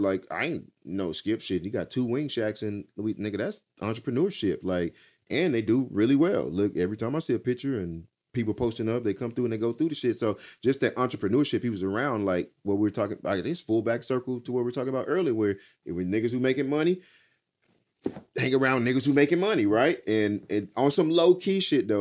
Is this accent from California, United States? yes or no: no; Texas, United States; I'm from Texas.